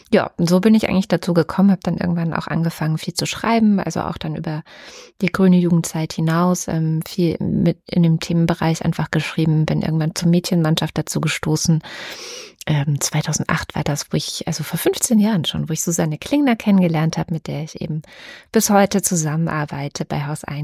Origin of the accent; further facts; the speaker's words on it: Baden-Württemberg, Germany; also born or lived in East Germany (GDR); ich bin in der DDR noch geboren, bin auch 89 dann mit meinen Eltern nach Baden-Württemberg gezogen, also quasi in den Westen.